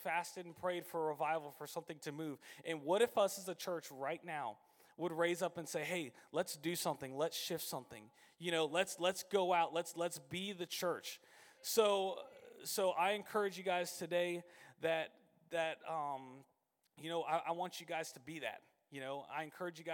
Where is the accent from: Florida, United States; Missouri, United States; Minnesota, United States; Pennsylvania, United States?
Florida, United States; Citrus Springs; So I grew up over in Citrus Springs